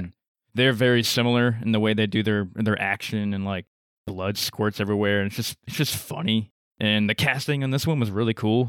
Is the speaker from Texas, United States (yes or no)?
yes; Texas, United States; we're from Texas